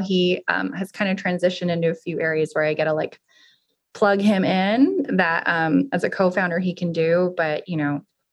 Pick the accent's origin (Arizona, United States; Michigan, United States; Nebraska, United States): Arizona, United States; now in Austin, United States; I'm actually from Arizona, but I've lived in Austin now almost as long as I've lived anywhere else